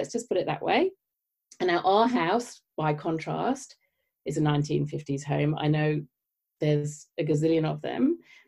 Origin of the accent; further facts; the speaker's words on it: United Kingdom; moved away; as you may tell from my accent, I grew up in the UK